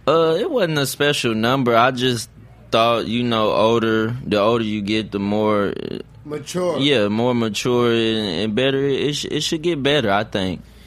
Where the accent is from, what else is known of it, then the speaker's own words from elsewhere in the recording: San Antonio, Texas, United States; I'm a Crip from San Antonio